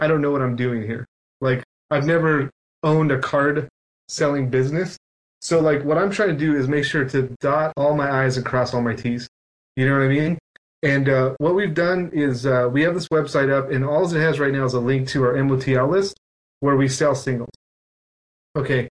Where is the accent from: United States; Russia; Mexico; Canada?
Mexico; English is a second language; I come from Mexico